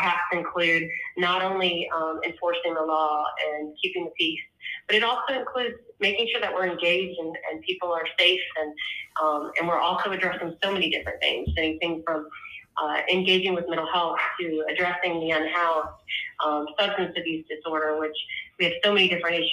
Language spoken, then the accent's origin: English; Alexandria, Virginia, United States; moved away as an adult; now in Myrtle Beach, United States; I'm originally from Alexandria, Virginia, and that's where I went to school